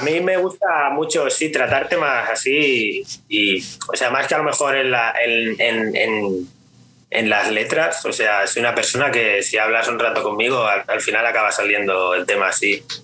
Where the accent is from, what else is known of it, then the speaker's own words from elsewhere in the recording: Pineda de Mar, Catalonia, Spain; also born or lived in Barcelona; yo vivo, siempre he vivido por, por la zona de Maresma, que es un Pineda de Mar, un pueblito pequeño